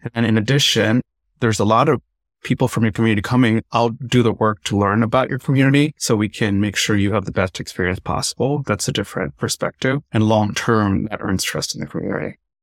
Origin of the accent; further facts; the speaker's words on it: Tamil Nadu, India; I'm South Indian. I'm from Tamil Nadu